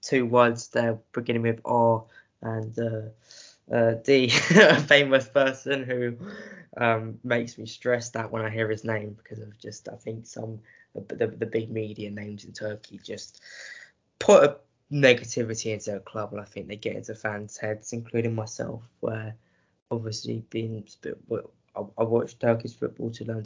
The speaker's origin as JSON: {"language": "English", "region": "England", "country": "United Kingdom", "said": "an English lad doing a Fenerbahce podcast"}